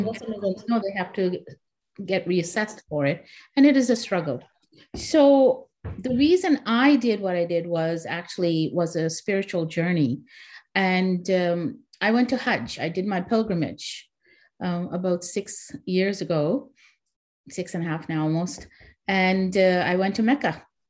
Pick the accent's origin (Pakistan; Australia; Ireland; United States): Pakistan; now in Canada; And then I, as a Pakistani, we needed an organization for us. So I'm the founding member of the Pakistani Canadian Association of Nova Scotia.